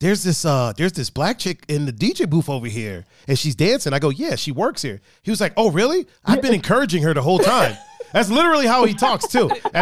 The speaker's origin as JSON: {"language": "English", "town": "Chicago", "region": "Illinois", "country": "United States", "tie": "born or raised there", "said": "I grew up with women. I grew up, you know, black, and I grew up in South American."}